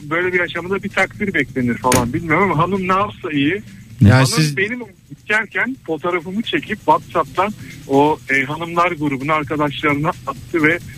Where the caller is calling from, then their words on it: Istanbul, Turkey; … ben İstanbul'dan.